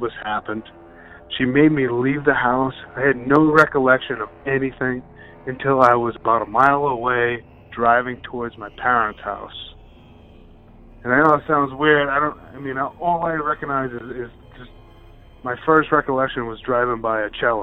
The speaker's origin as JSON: {"language": "English", "region": "Rhode Island", "country": "United States", "said": "I'm from Rhode Island."}